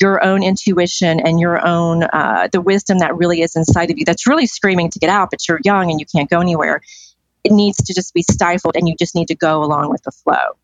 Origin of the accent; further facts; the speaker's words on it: Decatur, Georgia, United States; I was born in Atlanta, specifically in Decatur, Georgia.